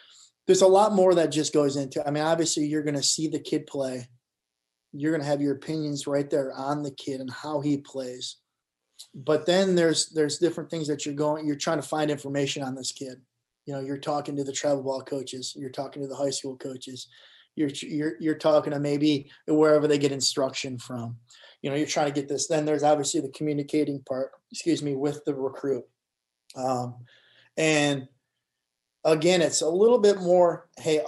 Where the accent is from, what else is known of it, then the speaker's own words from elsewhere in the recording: Michigan, United States; I'm from Michigan.